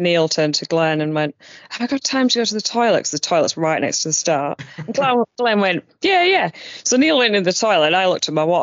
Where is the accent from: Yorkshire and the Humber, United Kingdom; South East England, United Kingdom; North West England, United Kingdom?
Yorkshire and the Humber, United Kingdom; Barnsley; I said, oh, from Barnsley, South Yorkshire. She went, thought you had a funny accent.